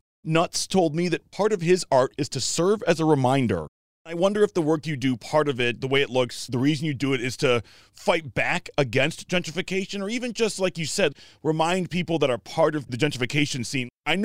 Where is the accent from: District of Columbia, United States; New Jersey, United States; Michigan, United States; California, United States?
Michigan, United States; Detroit; I grew up here